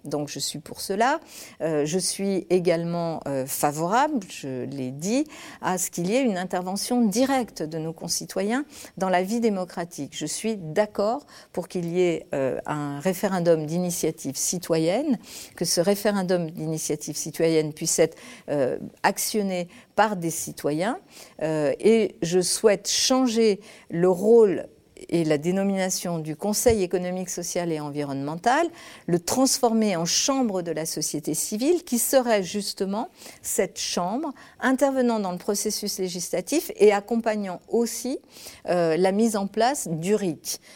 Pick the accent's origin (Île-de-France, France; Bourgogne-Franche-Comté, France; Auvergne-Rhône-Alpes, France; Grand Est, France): Auvergne-Rhône-Alpes, France; Lyon; also born or lived in Spain; je suis née en Espagne, je viens d'un milieu ouvrier, euh, j'ai grandi à Lyon, dans une cité